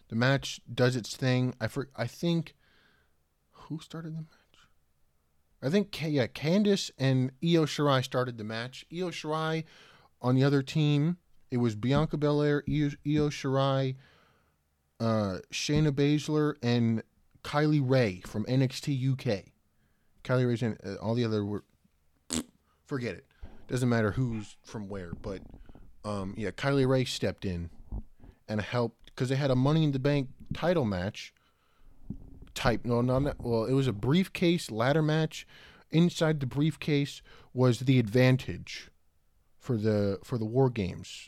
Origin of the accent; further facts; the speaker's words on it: Richmond, Virginia, United States; I was born in Richmond, Virginia